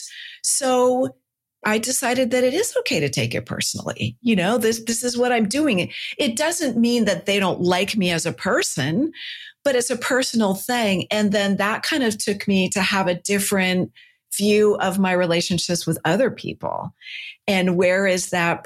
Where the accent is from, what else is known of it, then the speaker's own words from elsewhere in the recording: Silicon Valley, California, United States; I'm a Silicon kid. I grew up in Silicon Valley